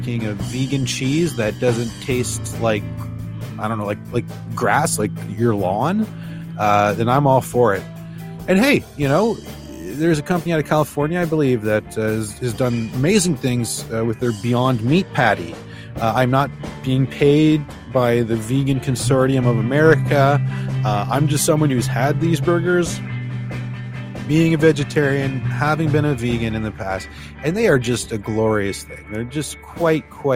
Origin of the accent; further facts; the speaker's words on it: just outside of Toronto, Ontario, Canada; now in Newfoundland, Canada; I was born just outside of Toronto many, many, many years ago. But now I'm over on the East Coast.